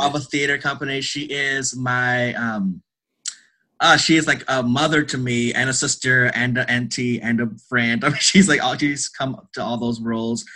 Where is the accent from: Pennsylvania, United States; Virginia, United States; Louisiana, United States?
Louisiana, United States; North; I am originally from Louisiana. Ah. North Louisiana.